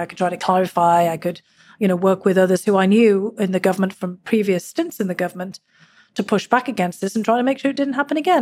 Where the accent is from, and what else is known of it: Durham, North East England, United Kingdom; born or raised there; now in United States